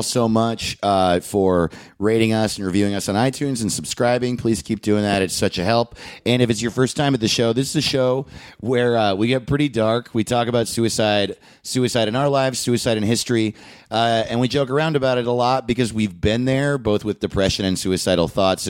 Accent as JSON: {"language": "English", "town": "Manhattan Beach", "region": "California", "country": "United States", "said": "I'm from Manhattan Beach and Newport Beach. Hermosa Beach. all my favorite beaches."}